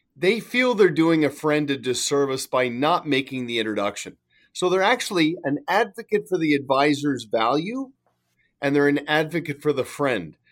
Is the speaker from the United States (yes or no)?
no; Canada; now in Kelowna, Canada; I'm Canadian